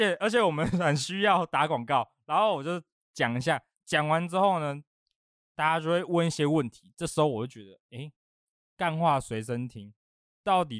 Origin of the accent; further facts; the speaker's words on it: northern Taiwan, Taiwan; moved away; 就因为我是北部人，然后我在台中生活，